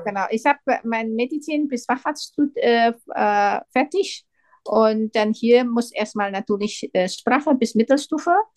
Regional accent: Indonesia; German is a second language; moved away as an adult; now in Germany; in meinem Heimatland

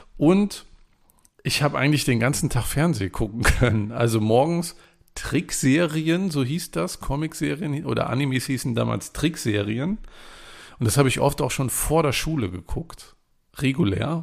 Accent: East Germany, Germany; ich bin ja in der DDR groß geworden

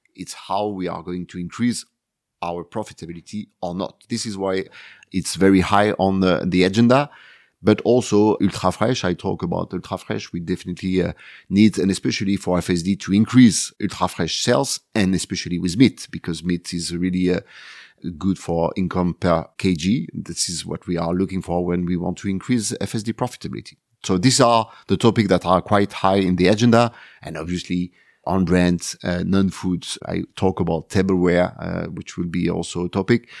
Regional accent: Marseille, Provence-Alpes-Côte d'Azur, France; Marseille is my hometown, uh, the city, uh, where everything starts for me.

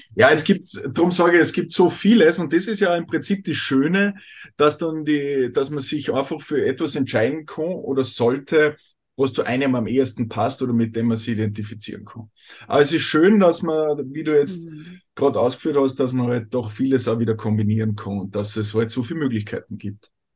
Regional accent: Austria; bei uns in Österreich

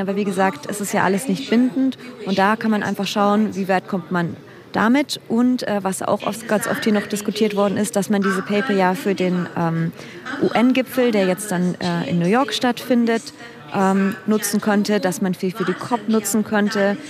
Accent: Germany; now in India; ich bin Deutsche

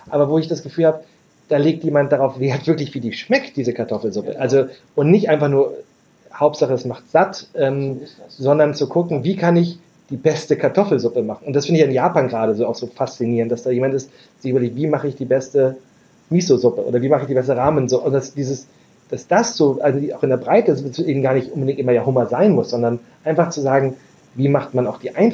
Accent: Berlin, Germany; ich, ich komme aus Berlin und Berlin ist doch, weiter weg.

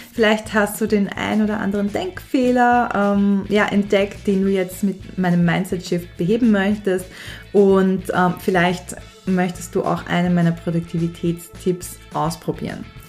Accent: Austria; bei uns in Österreich

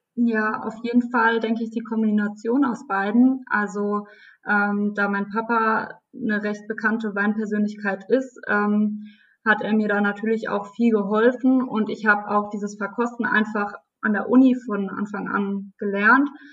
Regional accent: Rhineland-Palatinate, Germany; ich bin eine von den Prinzessinnen aus der Pfalz.

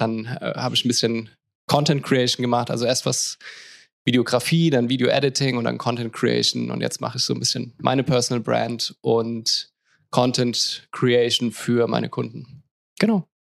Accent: Mannheim, Baden-Württemberg, Germany; moved away as an adult; now in Lisbon, Portugal; ich komme ursprünglich aus Mannheim, bin mittlerweile nach Lissabon gezogen

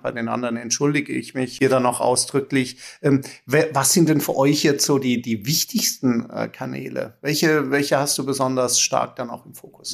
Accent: Germany; wir jetzt als Deutsche

